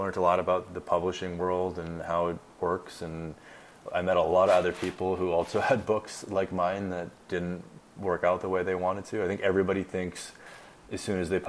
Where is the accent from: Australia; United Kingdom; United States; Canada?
Canada; I'm Canadian